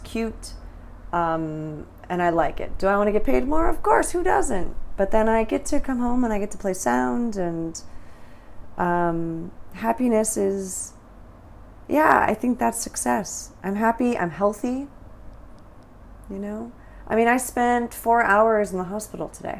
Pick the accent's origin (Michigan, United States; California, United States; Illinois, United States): California, United States; moved away as an adult; also born or lived in Taiwan / Thailand; now in Vietnam